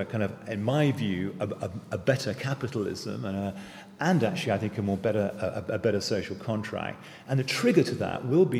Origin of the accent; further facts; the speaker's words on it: England, United Kingdom; my DNA as an Englishman